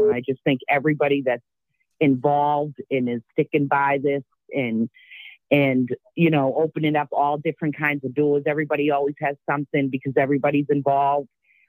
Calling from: Dorchester, Massachusetts, United States

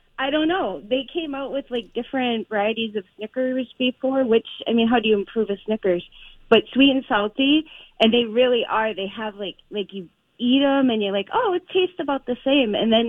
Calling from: Duluth, Minnesota, United States; I am calling from Duluth.

